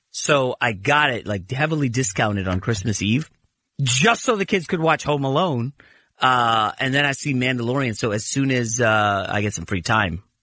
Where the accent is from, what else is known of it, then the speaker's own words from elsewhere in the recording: East Coast, United States; moved away; Now, East Coast, I grew up on the East Coast